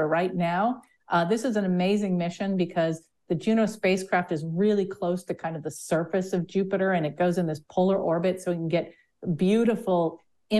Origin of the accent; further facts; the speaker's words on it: Sudbury, Ontario, Canada; I grew up in an impact crater. So about 1.8 billion years ago, a giant meteor hit the surface of the Earth in a town that's now called Sudbury